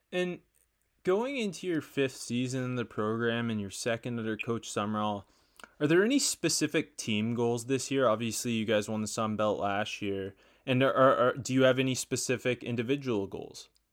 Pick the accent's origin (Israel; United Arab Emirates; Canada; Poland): Canada; I'm Canadian